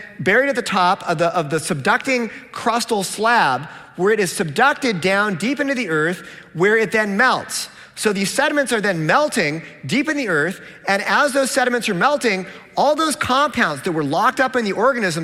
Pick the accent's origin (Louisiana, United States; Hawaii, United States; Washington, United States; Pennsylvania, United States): Washington, United States; Seattle; I'm from Seattle